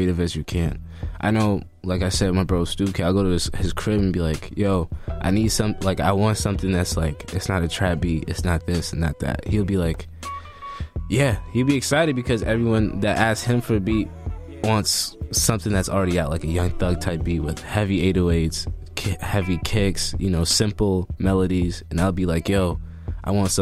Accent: Boston, Massachusetts, United States; I'm from Mattapan

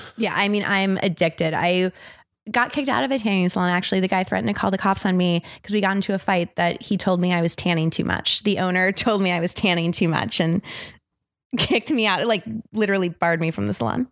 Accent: South Florida, United States; moved away as an adult; also born or lived in Tallahassee, Florida / Seattle, Washington; now in Los Angeles, United States; I grew up in South Florida

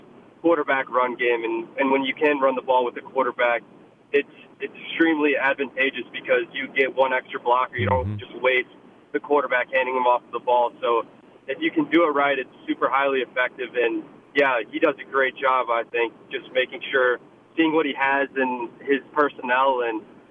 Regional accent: St. Louis, Missouri, United States; moved away as an adult; now in Harrisonburg, United States; I loved growing up there in St. Louis

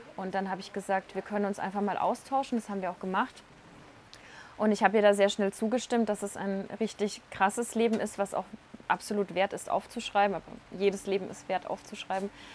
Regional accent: Franconia, Bavaria, Germany; now in Munich, Germany; ich bin aus Franken und wenn ich heimfahre

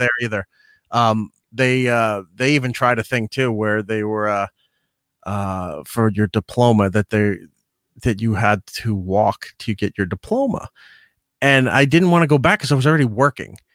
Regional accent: Long Island, New York, United States; growing up on Long Island

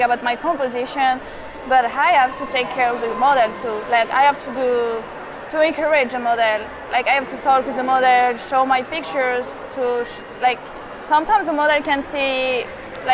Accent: Rennes, Brittany, France; English is a second language; moved away as an adult; now in New York, United States; I'm from Rennes. It's in the northwest, Bretagne.

